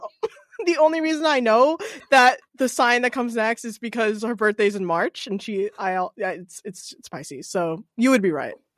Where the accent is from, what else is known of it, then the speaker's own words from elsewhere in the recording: Norwood, Massachusetts, United States; now in Hopkinton, United States; originally from Norwood, which is a little closer to the city